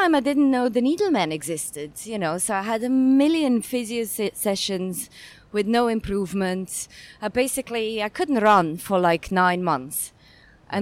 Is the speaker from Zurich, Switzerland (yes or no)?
yes; Zurich, Switzerland; moved away as an adult; now in Hong Kong; born and raised in Switzerland, where I actually didn't do much sports before I came to Hong Kong. I came to Hong Kong around 11 years ago